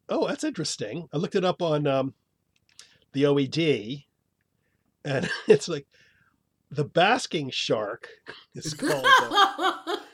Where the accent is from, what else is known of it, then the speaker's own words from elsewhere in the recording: Canada; As a Canadian